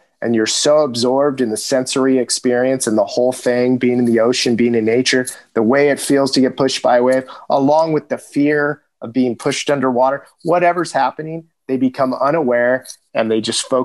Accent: Southern California, United States; growing up in Southern California

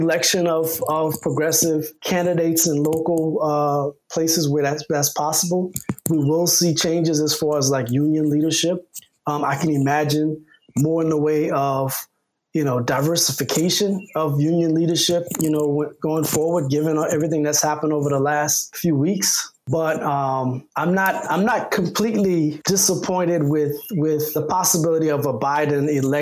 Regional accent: Louisiana, United States; now in Chicago, United States; I grew up in Louisiana

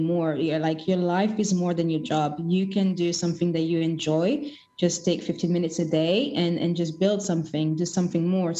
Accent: Kinshasa, DR Congo; moved away; I'm originally from Congo Kinshasa, and our Independence Day is on the 13th of June

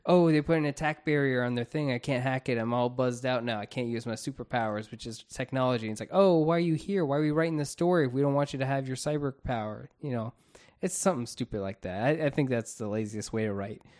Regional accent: Florida, United States; We're from Florida

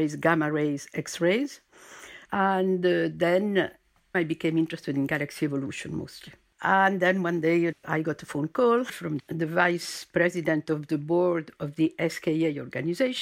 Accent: Argentina; also born or lived in United States / Germany / Chile; now in France; I'm French-born, but my parents moved to Argentina when I was a little girl. So I was raised in Argentina

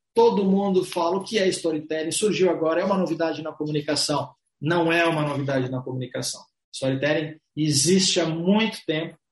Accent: Brazil; somos brasileiros, latinos, carinhosos, atenciosos

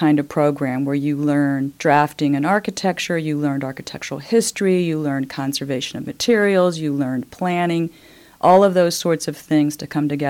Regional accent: United States; moved away as an adult; also born or lived in Indiana / Maryland / Pennsylvania / New York; now in Bloomington, United States; I was born in Indiana. Mm-hmm. I am a Hoosier by birth. However, I grew up in the East, Maryland, Pennsylvania, came back to Indiana for college.

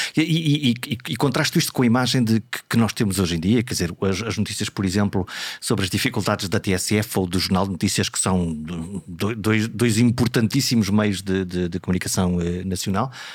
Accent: Viana do Castelo, Norte, Portugal; now in Lisbon, Portugal; Eu venho de Viana

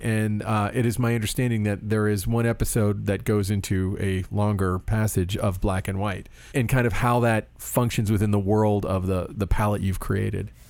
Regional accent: Florida, United States; I grew up in Florida

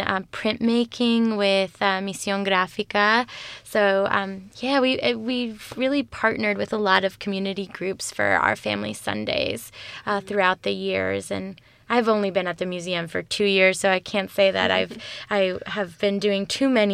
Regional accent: Venezuela; I am from Venezuela

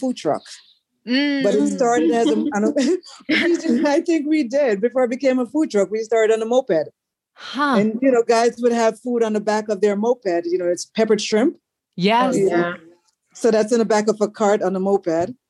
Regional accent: Kingston, Jamaica; accent: Kingstonian; also born or lived in Brooklyn, New York; now in United States; growing up in Kingston, our accents were like dragged out

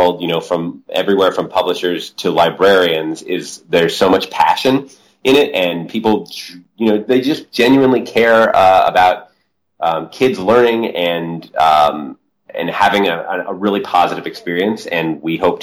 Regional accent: New Mexico, United States; I grew up in New Mexico

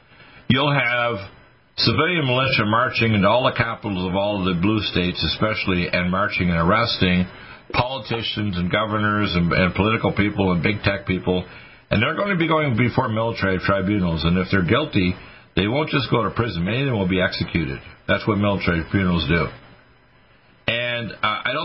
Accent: Canada; moved away; I was raised in Canada

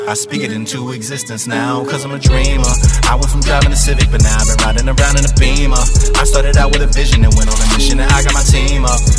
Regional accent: Bronx, New York, United States; now in Pennsylvania, United States; Still rep the hometown even though I've been away. BX my hometown even though I'm

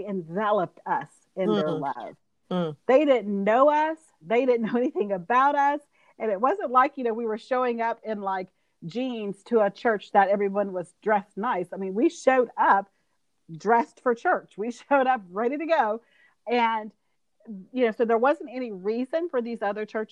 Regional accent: Georgia, United States; moved away as an adult; now in Alabama, United States; my husband and I grew up in Georgia. So like I said, we've been in the South forever

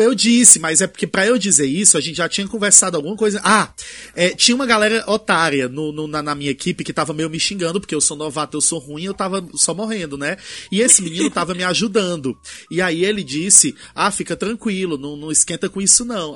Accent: Brazil; somos brasileiros

